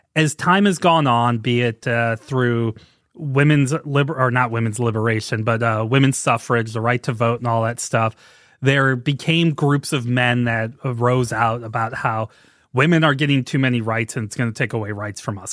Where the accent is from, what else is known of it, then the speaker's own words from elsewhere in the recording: St. Louis, Missouri, United States; growing up in Saint Louis, I loved Ozzie Smith